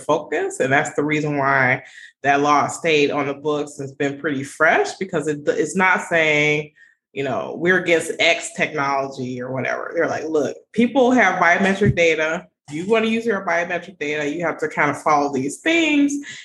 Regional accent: Illinois, United States; I'm from Illinois

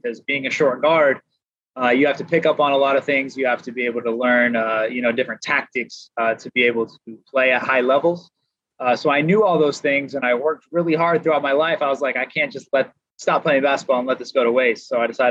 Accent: Vancouver, Washington, United States; moved away as an adult; also born or lived in Kansas; Played near Portland, Oregon, so I'm from the Northwest. Vancouver, Washington, to be exact, Evergreen High School

